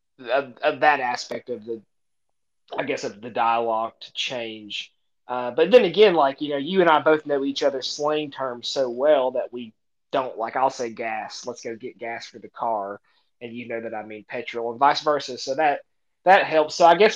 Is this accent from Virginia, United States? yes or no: yes; Tri-Cities of Virginia and Tennessee, United States; accent: high Appalachian twang; moved away as an adult; now in North Carolina, United States; I was born in Virginia on the Tennessee line, but I really haven't lived there in a decade. And then now I live in North Carolina